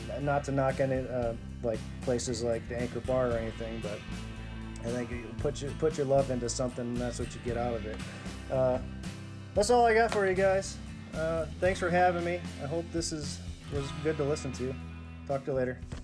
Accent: Western New York, United States; moved away; Back in Western New York, they have all kinds of clubs, uh, like the Moose Club, the Beaver Club, the Kosciuszko Club, and all these different areas of my hometown

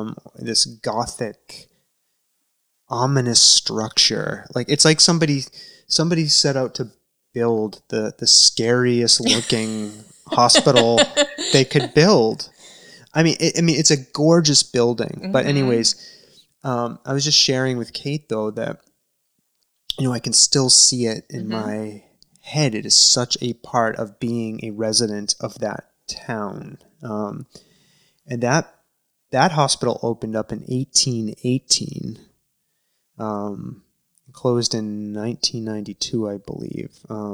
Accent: Danvers, Massachusetts, United States; I'm from Danvers, Massachusetts.

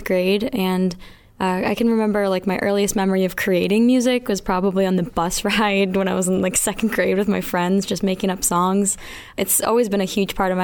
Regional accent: Mansfield, Massachusetts, United States; I'm from Mansfield, Massachusetts

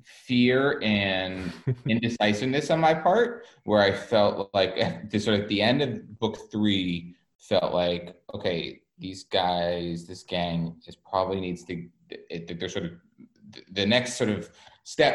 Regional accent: New England, United States; also born or lived in New York; now in Los Angeles, United States; I grew up in New England, like snow days were the best

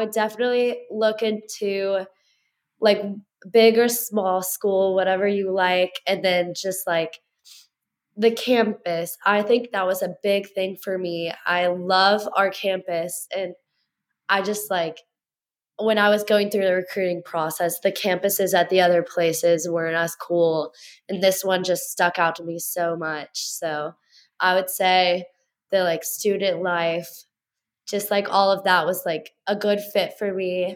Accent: Louisville, Kentucky, United States; moved away as an adult; now in Harrisonburg, United States; Bellarmine University, which is in my hometown

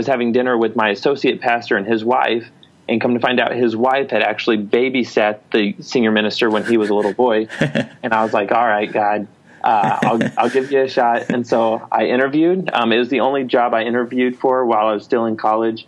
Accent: Oklahoma, United States; moved away as an adult; now in Detroit area, United States; I grew up in Oklahoma.

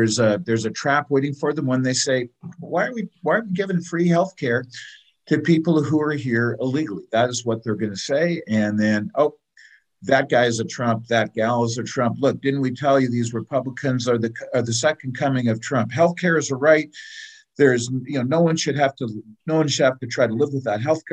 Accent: California, United States; I grew up in California

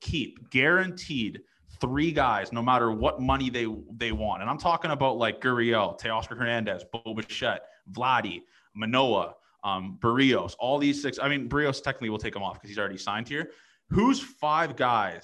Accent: Toronto, Ontario, Canada; we're from Toronto, so we're Leaf guys.

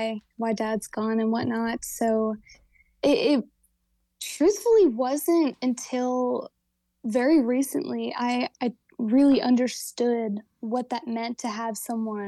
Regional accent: Southern Maryland, United States; now in Nashville, United States; I grew up in Southern Maryland

